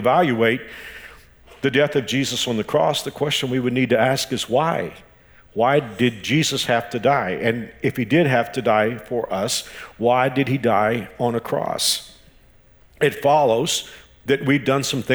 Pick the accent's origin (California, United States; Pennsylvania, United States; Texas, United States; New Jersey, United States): Texas, United States; now in Wichita, United States; I'm from Texas.